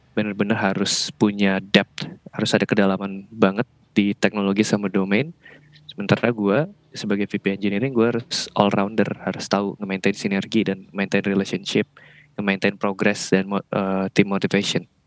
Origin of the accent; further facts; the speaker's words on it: Bali, Indonesia; moved away as an adult; now in Jakarta, Indonesia; di Bali itu gue kan karena emang orang sono ya jadi udah seumur hidup kerja di Bali